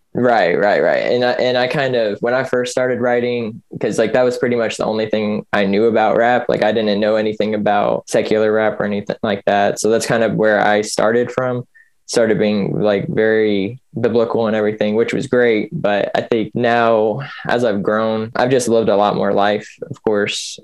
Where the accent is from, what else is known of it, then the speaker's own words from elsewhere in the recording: Kentucky, United States; also born or lived in Michigan; I was born in uh, in Michigan. I'm adopted, so my parents were living in Indiana at the time. But anyway, I grew up in uh, in Kentucky.